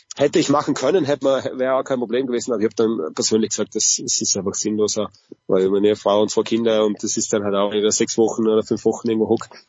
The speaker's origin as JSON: {"language": "German", "country": "Austria", "said": "bei uns in Österreich"}